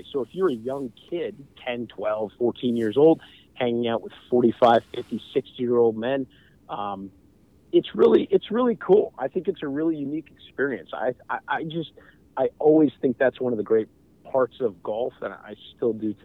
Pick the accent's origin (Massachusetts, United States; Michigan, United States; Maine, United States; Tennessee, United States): Maine, United States; moved away; it was great growing up in Maine.